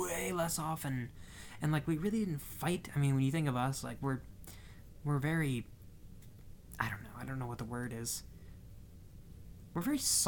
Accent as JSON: {"language": "English", "region": "Midwest", "country": "United States", "said": "we're from the Midwest"}